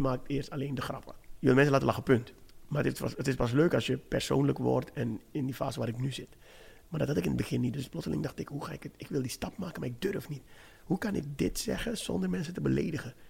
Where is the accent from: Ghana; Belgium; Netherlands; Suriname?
Suriname; ik ben een zwarte man, ik ben een Surinaamse man.